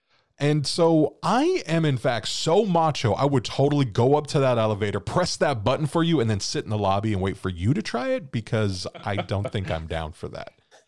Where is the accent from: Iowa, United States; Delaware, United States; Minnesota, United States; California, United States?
California, United States; And growing up, too, where we grew up in California, we didn't really have a lot of buildings with more than like 7 stories.